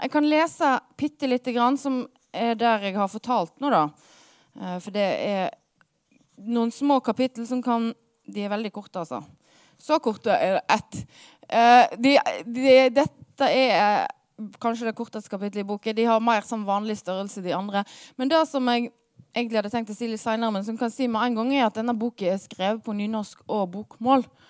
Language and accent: Norwegian; Hardanger, Vestland, Norway; moved away; jeg kommer fra Hardanger